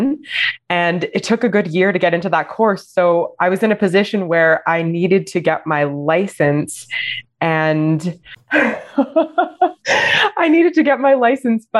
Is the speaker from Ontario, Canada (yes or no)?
no; Alberta, Canada; now in Montreal, Canada; I was born in Alberta.